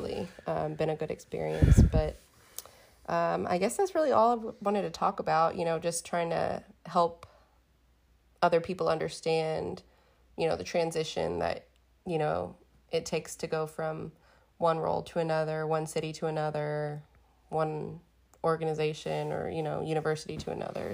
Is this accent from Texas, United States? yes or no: yes; Houston, Texas, United States; moved away as an adult; now in Beaumont, United States; I grew up in Houston. My life is in Houston